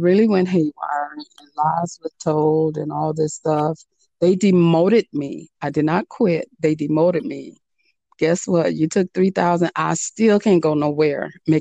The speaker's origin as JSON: {"language": "English", "town": "Miami", "region": "Florida", "country": "United States", "said": "I come from Miami, so you always had the summer youth programs"}